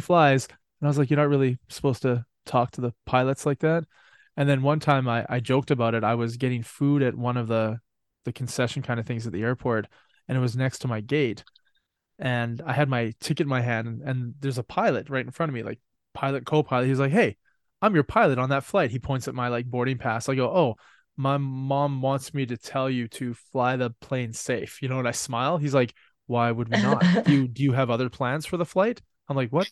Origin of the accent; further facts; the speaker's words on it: Canada; I'm Canadian